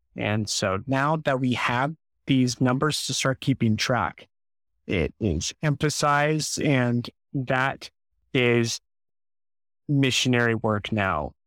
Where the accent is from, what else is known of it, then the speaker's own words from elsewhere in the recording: St. Louis, Missouri, United States; moved away as an adult; now in Jonesboro, United States; I'm from Saint Louis